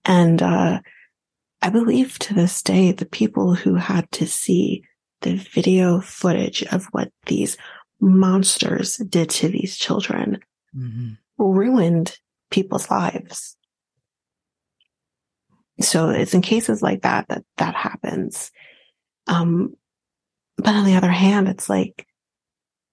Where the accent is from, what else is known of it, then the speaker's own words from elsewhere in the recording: Canada; as a Canadian